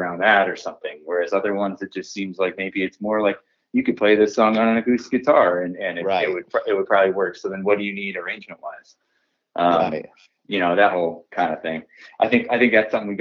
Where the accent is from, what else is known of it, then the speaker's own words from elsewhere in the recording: Oneonta, New York, United States; moved away as an adult; also born or lived in Ithaca, New York; we're from Oneonta, New York